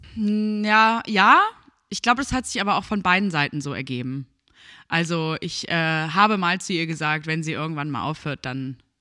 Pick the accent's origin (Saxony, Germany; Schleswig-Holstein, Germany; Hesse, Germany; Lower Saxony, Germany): Schleswig-Holstein, Germany; Börnsen; now in Bergedorf, Germany; ich bin 26 Jahre alt und wohne in Bergedorf. Aufgewachsen bin ich aber in Börnsen.